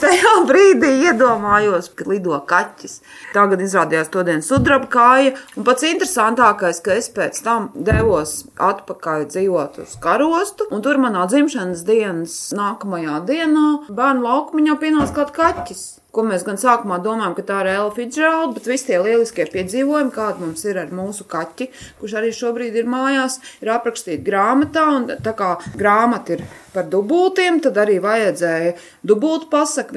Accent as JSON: {"language": "Latvian", "town": "Kuldīga", "region": "Kuldīga Municipality", "country": "Latvia", "tie": "born or raised there", "said": "Reiz esmu no Kuldīgas, dzimusi kuldīdzniece, un visa mana dzīve ir saistīta ar kurzemi."}